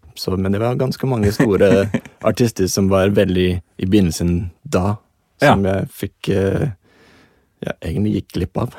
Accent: Los Angeles, California, United States; Norwegian is a second language; moved away as an adult; now in Norway; Jeg kommer fra Los Angeles, og det var shorts og t shirt nesten hele året

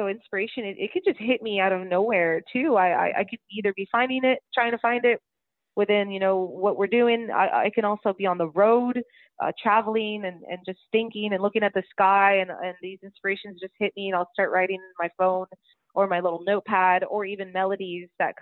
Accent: San Benito, Texas, United States; my hometown, San Benito

